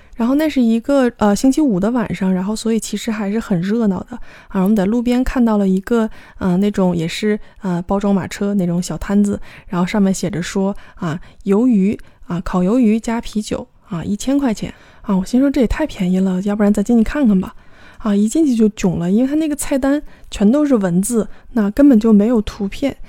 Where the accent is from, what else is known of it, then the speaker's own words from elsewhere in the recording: China; 我们是中国来的